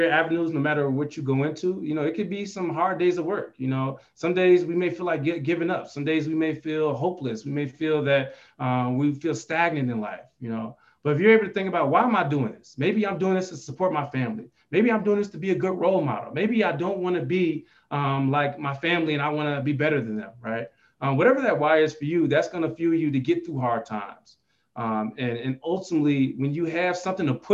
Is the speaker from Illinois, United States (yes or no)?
yes; Chicago, Illinois, United States; now in Albuquerque, United States; I'm originally from the Chicagoland area